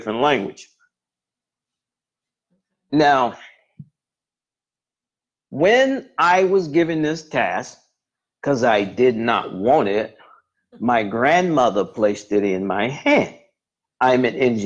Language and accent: English; Edgefield, South Carolina, United States; I'm from the Edgefield area as well